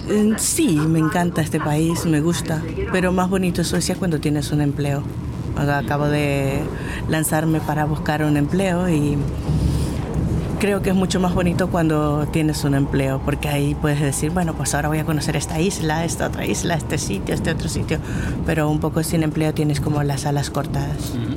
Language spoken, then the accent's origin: Spanish; Barcelona, Catalonia, Spain; moved away as an adult; also born or lived in Ecuador; now in Sweden; Soy de Ecuador, pero mm, he vivido casi toda mi vida en Barcelona